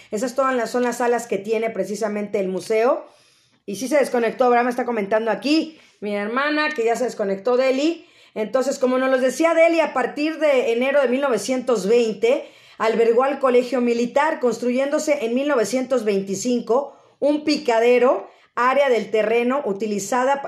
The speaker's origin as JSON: {"language": "Spanish", "country": "Mexico", "said": "el espíritu que tenemos los mexicanos"}